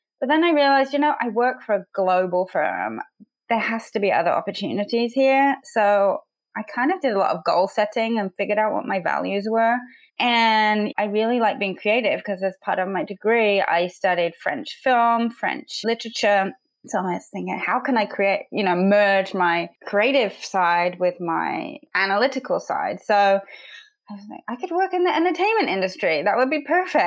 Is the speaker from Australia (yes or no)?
no; England, United Kingdom; moved away as an adult; also born or lived in Manchester; now in United States; So my accent is a little funny. I'm from England, and I grew up there in a village of 400 people, very tiny, and a farming community